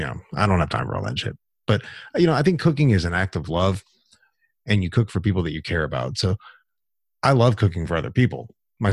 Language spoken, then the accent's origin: English; the South, United States; I'm from the South. Everybody's a good cook down here. Or at least they were when I was growing up